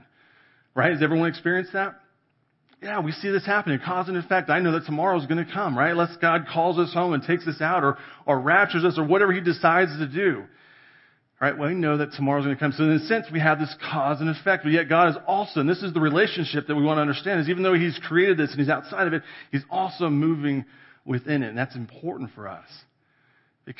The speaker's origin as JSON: {"language": "English", "region": "California", "country": "United States", "tie": "born or raised there", "moved": "yes", "lives_now": "Colorado, United States", "said": "I grew up in California in the valley, right? We're agriculture"}